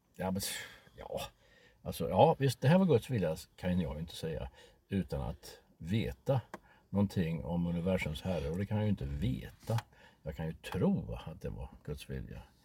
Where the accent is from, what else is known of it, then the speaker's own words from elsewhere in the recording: Sweden; vi svenskar